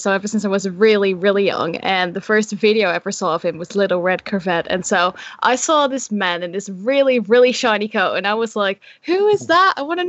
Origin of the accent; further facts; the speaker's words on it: Netherlands; first language Dutch; English is a second language; moved away as an adult; now in United Kingdom; I'm from Holland. And so my first language is Dutch.